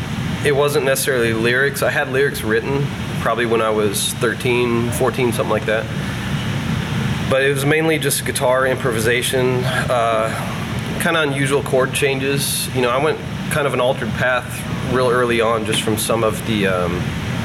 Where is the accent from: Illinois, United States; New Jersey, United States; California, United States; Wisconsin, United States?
Illinois, United States; Carlinville; I grew up in a small farm town in central Illinois called Carlinville